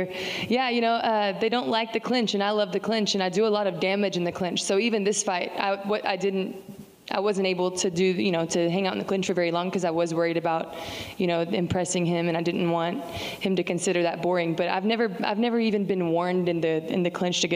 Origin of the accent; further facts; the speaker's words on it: Texas, United States; I'm a Texan. Like, you cut me open and I bleed little Lone Stars.